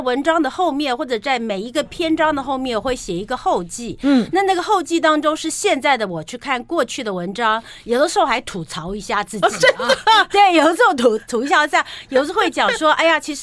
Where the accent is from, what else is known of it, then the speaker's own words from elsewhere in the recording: Taipei, Taiwan; 像我住在台北市嘛，对了。我们都台北人